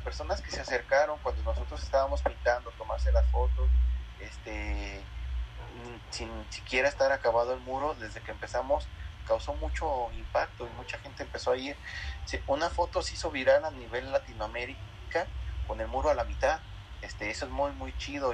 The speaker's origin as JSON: {"language": "Spanish", "region": "Aguascalientes", "country": "Mexico", "tie": "born or raised there", "said": "nací yo aquí en Aguascalientes, soy hidrocálido 100%, mis abuelos, mis padres, toda mi familia"}